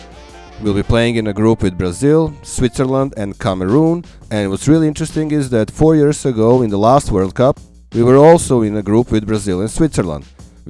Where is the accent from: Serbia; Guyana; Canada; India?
Serbia; moved away; As you may know, I'm from Serbia